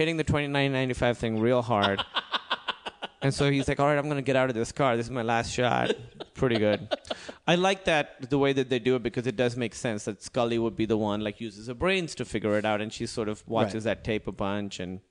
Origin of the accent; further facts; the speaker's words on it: Pakistan; I'm from Pakistan.